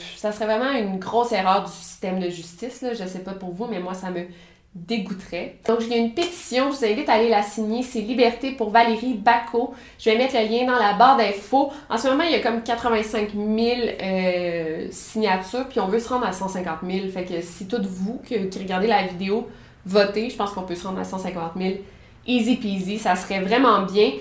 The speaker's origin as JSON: {"language": "French", "region": "Quebec", "country": "Canada", "said": "je suis québécoise"}